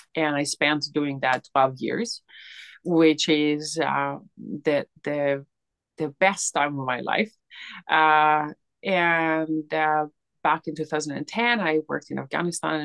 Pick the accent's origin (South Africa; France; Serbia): Serbia; moved away as an adult; now in United Kingdom; I'm originally Serbian